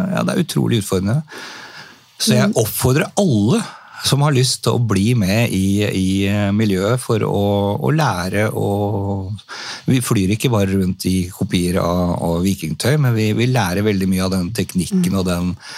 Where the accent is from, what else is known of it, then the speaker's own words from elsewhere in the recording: Tønsberg, Vestfold, Norway; jeg er født og oppvokst i, i Tønsberg